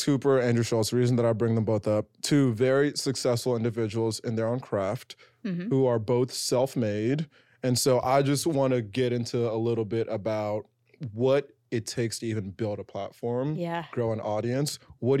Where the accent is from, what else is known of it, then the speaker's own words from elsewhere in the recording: Nigeria; now in New York City, United States; So I'm Nigerian.